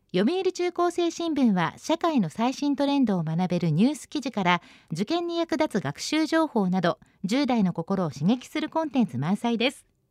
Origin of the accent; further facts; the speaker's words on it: Shizuoka, Japan; 私のふるさと静岡にもトロ遺跡っていう遺跡がありまして